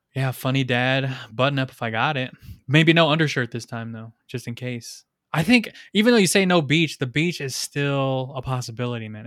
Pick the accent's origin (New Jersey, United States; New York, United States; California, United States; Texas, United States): California, United States; Rialto; I'm from Rialto